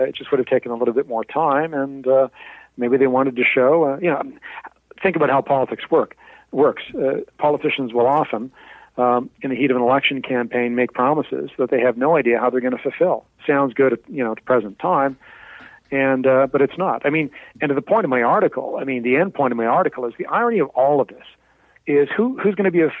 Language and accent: English; Canada; simply because I live outside of the borders of British Columbia, even though I'm Canadian.